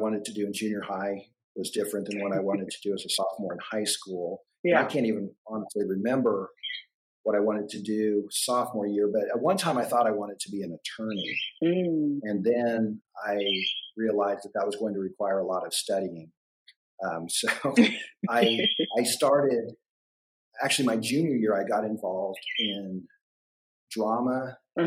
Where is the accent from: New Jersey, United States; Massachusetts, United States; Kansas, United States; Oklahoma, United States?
Kansas, United States; Augusta; I really enjoyed growing up in Augusta